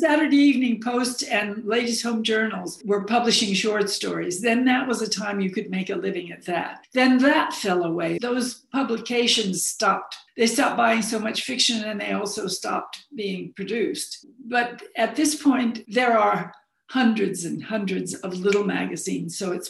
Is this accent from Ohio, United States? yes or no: no; Arizona, United States; born there; also born or lived in England / Florida / Chicago / New Haven; because I was born in Arizona and never really felt that Arizona was my home